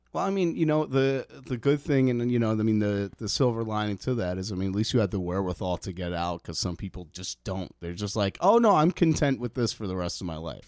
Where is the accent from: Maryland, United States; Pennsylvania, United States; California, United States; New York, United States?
New York, United States; New York City; moved away; also born or lived in Bronx / Queens / New Jersey; I grew up in Manhattan.